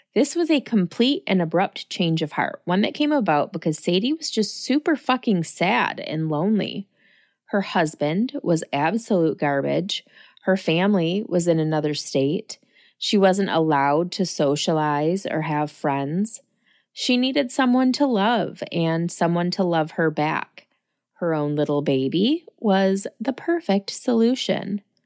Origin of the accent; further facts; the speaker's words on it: Lansing, Michigan, United States; someone who was born and raised in Lansing